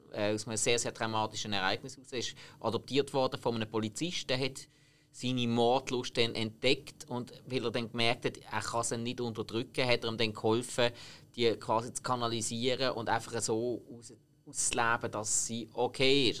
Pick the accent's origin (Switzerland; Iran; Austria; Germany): Switzerland; bei uns in der Schweiz